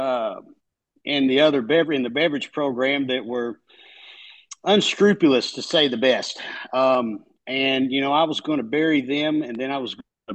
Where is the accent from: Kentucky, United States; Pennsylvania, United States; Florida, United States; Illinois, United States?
Kentucky, United States; The accent, I'm from Kentucky